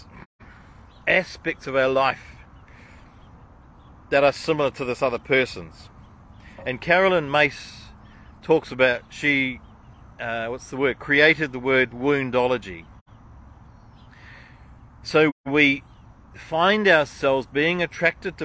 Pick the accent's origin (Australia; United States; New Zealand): New Zealand; as a Kiwi